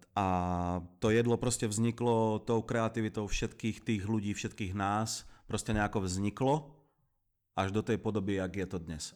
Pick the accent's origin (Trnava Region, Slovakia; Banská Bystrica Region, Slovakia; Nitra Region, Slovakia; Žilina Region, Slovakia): Nitra Region, Slovakia; Zlaté Moravce; moved away as an adult; now in Prague, Czech Republic; Ja pochádzam z Kalex City, a.k.a. Zlaté Moravce.